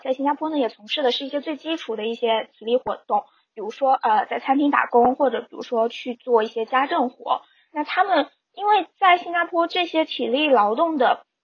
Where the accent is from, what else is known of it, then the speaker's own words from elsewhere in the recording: Fujian, China; now in Canada; 我是福建人